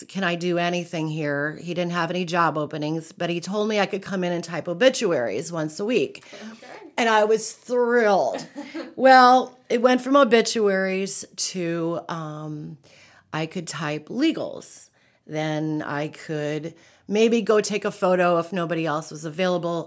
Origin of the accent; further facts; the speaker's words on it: Antelope County, Nebraska, United States; I grew up in Antelope County, which is in the northeast portion of the state. I grew up on a dairy farm in the middle of nowhere